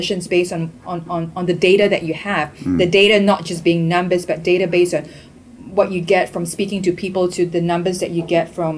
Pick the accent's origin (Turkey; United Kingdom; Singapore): Singapore; moved away; coming from Singapore, not being American